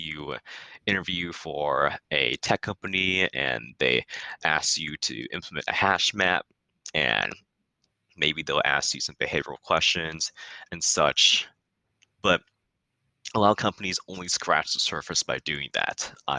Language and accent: English; California, United States; Yes, I will point to three places in my neighborhood that greatly shaped the person that I've become.